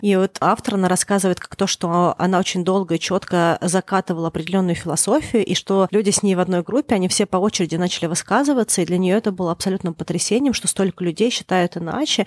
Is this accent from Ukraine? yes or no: no; Moscow, Russia; я выросла в Москве в Строгино